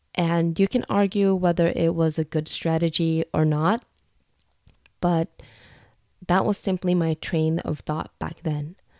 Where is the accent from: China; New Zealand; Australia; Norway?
Norway; also born or lived in United States; I'm ethnically Vietnamese, but I was born and raised in Norway